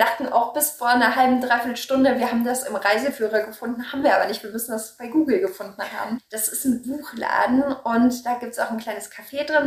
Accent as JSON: {"language": "German", "country": "Germany", "said": "ich komme ja offensichtlich aus Deutschland"}